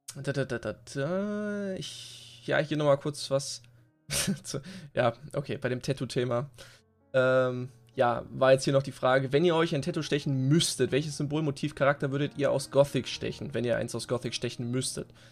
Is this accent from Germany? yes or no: yes; East Germany, Germany; wir kommen halt aus dem Osten